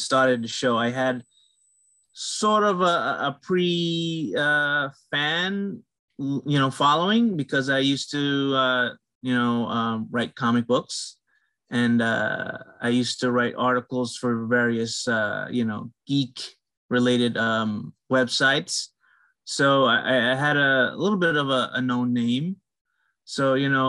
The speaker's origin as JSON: {"language": "English", "country": "Guyana", "said": "I'm from the Caribbean. I'm from, I guess you can call it West Indian, you know. I'm Guyanese."}